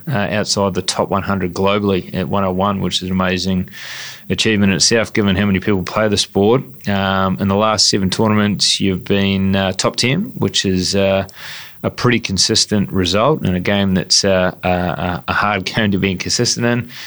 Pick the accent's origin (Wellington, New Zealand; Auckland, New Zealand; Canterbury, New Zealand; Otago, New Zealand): Otago, New Zealand; Dunedin; my hometown of uh, Dunedin